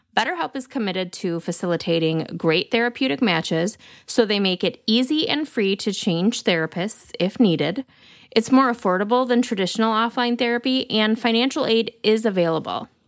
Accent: Lansing, Michigan, United States; my hometown of Lansing, Michigan

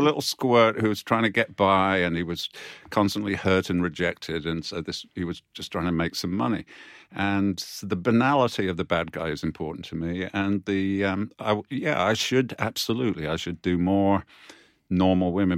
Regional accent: United Kingdom; we as British authors

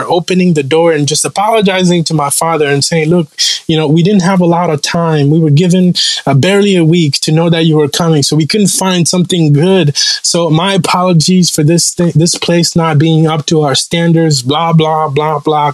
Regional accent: Rwanda; born or raised there; English is a second language; moved away

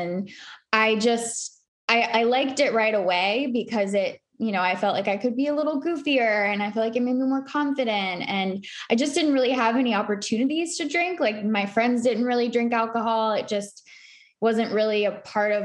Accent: Charlotte, North Carolina, United States; also born or lived in New York City; I grew up in Charlotte, North Carolina

